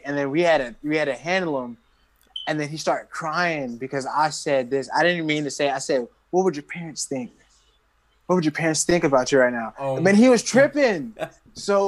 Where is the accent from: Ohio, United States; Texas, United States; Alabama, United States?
Alabama, United States; I'm from Alabama.